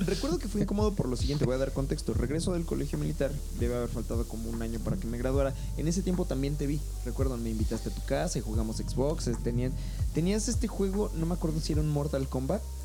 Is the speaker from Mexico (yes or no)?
yes; Mexico; yo soy más mexicano que los nopales